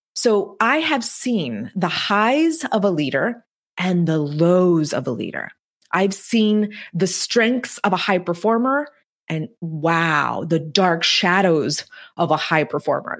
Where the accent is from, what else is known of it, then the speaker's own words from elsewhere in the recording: the Texas Mexican border, United States; English is a second language; the girl who was born and raised on the Texas Mexican border, who didn't speak a word of English until she was eight years old